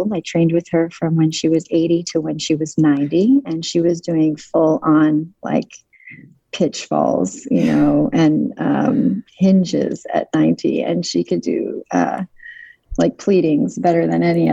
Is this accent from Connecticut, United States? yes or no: yes; Connecticut, United States; moved away as an adult; also born or lived in Salt Lake City, Utah, United States / Tel Aviv, Israel; and then moved to Connecticut and trained in, when I was about nine